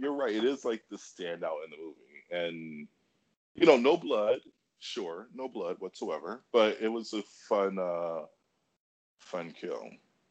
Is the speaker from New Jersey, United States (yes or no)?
no; Detroit, Michigan, United States; I was born and raised in Detroit